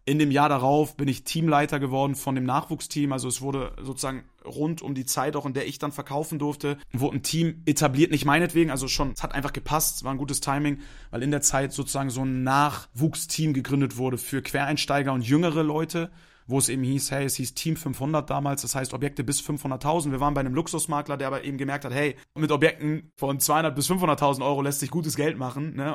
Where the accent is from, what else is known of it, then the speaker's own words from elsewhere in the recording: Hamburg, Germany; moved away as an adult; now in Munich, Germany; Ich bin gebürtiger Hamburger